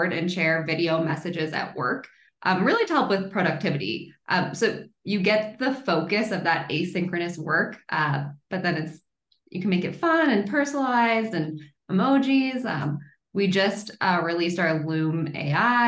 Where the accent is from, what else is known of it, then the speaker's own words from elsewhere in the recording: Boulder, Colorado, United States; now in Denver, United States; I'm actually from Boulder, so one of those rare Colorado natives, but I've been in Denver for the past like 12 years